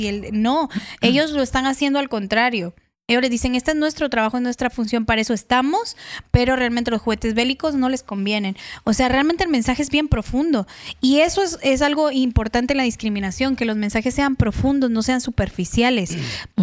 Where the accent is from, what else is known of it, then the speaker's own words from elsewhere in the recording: Guatemala; yo soy chapina, guatemalteca